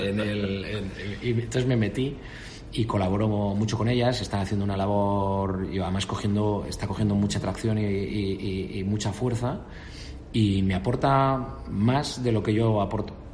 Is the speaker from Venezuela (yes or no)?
no; Spain; moved away as an adult; also born or lived in Canada; soy un español